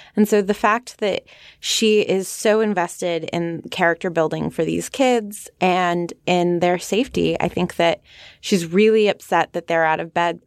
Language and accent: English; California, United States; I come from California